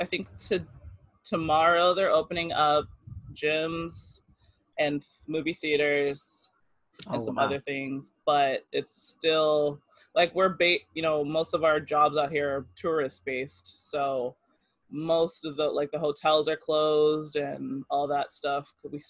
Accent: Oakland, California, United States; moved away; also born or lived in Japan; I was born in Oakland, California.

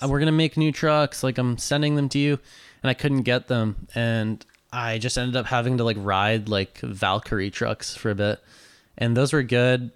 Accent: North Vancouver, British Columbia, Canada; I grew up in North

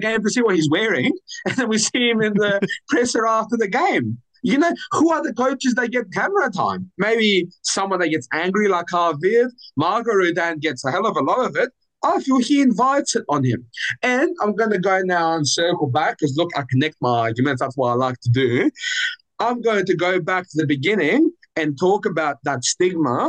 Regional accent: Athens, Attica, Greece; now in Australia; I'm born and raised in Athens.

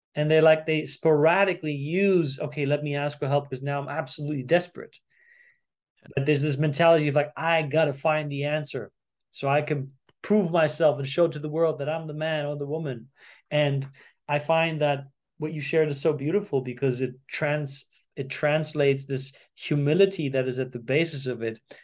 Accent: Germany; growing up in Germany

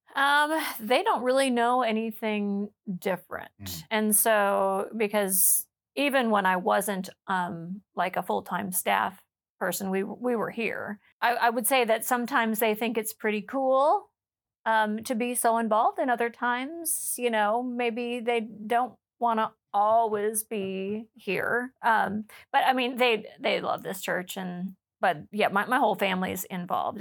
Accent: Freeman, South Dakota, United States; now in Plano, United States; I grew up in South Dakota and uh, on, a, a little little farm um, near Freeman, South Dakota

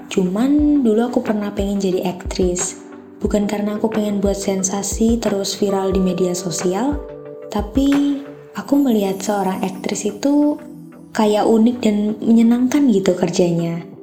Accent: Magelang, Central Java, Indonesia; born there; Aku kelahiran Magelang 28 Maret 2004.

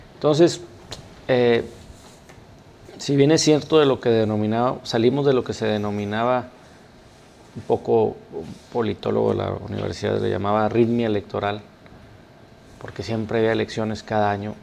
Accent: Mexico; todos somos mexicanos

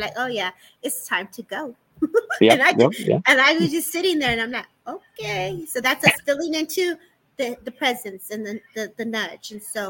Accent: California, United States; And I'm a Cali girl. So, I'm watching you, what you're saying, because I'm only an hour from LA.

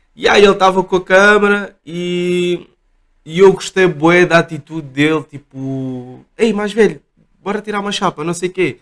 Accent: Portugal; eu nasci cá, os meus pais são, são moçambicanos

